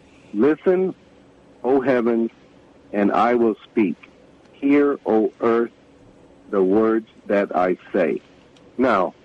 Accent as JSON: {"language": "English", "region": "the South", "country": "United States", "said": "I'm from the South"}